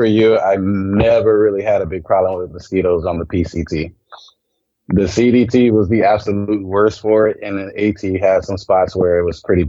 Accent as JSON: {"language": "English", "country": "Germany", "tie": "born there", "also_born_or_lived": "Colorado Springs, United States", "said": "No, we don't, but I was born actually in Germany. I'm a military brat."}